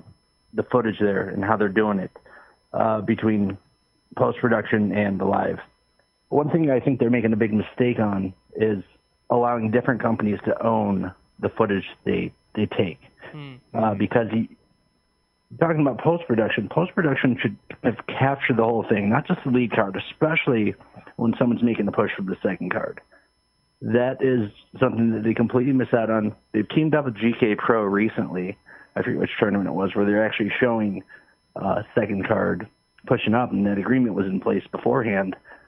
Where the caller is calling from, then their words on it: Michigan, United States; This is … from Michigan.